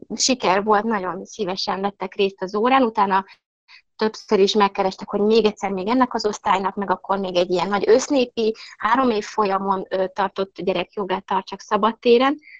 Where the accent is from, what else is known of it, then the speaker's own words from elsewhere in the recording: Budapest, Hungary; moved away as an adult; also born or lived in Buda, Budapest; now in Nyim, Hungary; mert én e Pesterzsébeten nőttem föl